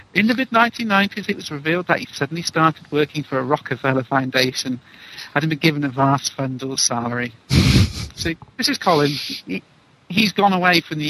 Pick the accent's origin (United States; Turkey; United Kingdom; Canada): United Kingdom; England; being English